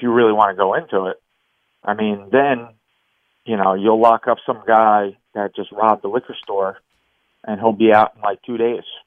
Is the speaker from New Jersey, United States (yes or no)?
yes; New Jersey, United States; I'm from New Jersey